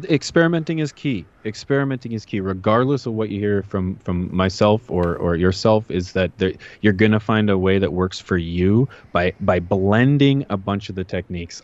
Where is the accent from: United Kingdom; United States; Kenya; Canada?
Canada